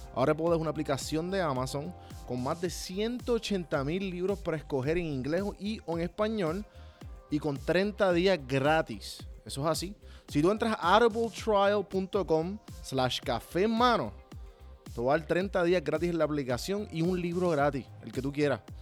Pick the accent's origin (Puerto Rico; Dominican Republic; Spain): Puerto Rico; moved away as an adult; also born or lived in Atlanta; yo estuve aquí toda mi vida